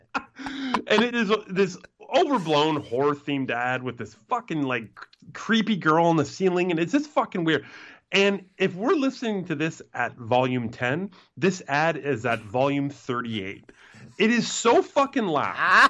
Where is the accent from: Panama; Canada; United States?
Canada; I'm Canadian